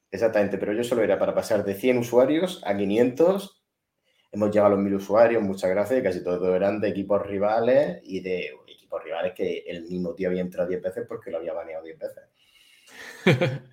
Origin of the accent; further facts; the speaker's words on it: Spain; yo soy español